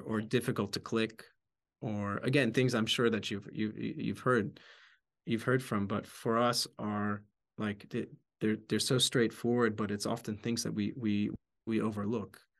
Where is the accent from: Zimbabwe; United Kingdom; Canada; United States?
United States; outside Philadelphia, Pennsylvania; moved away; also born or lived in Bratislava, Slovakia; I grew up outside Philadelphia